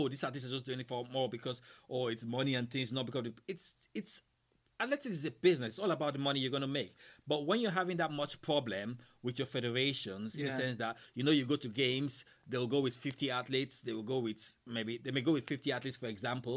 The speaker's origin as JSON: {"language": "English", "country": "Nigeria", "moved": "yes", "said": "I come from Nigeria now"}